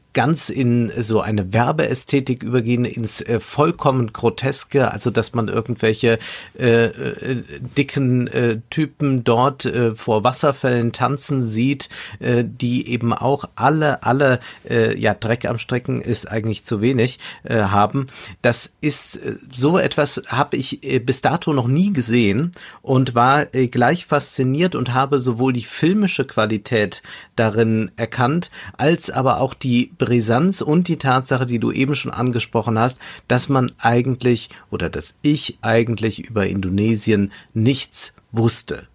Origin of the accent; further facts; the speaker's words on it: Germany; für uns nochmal äh, als Deutsche